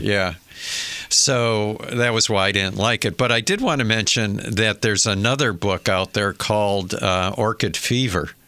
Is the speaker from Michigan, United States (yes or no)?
yes; Michigan, United States; I remember as a kid growing up in Michigan